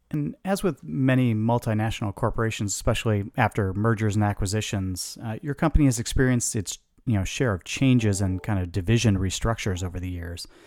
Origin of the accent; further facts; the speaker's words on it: Chicago, Illinois, United States; I grew up in Chicago